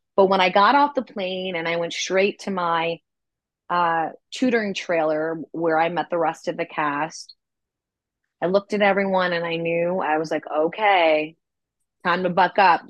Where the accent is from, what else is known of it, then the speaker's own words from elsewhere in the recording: New York City, New York, United States; as far as New York City goes, um, that's my hometown. I'm from Manhattan.